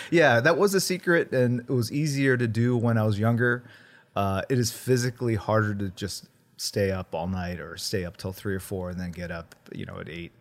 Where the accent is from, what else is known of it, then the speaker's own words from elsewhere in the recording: Midwest, United States; first language Korean; English is a second language; also born or lived in Korea / Warren, Ohio / Missouri; now in Los Angeles, United States; I grew up mostly in the Midwest